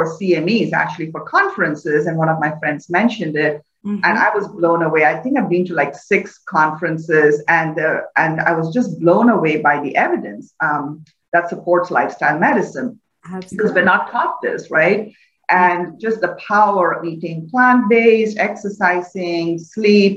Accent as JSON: {"language": "English", "country": "India", "tie": "born or raised there", "moved": "yes", "said": "I grew up in India in a fairly typical middle-class family"}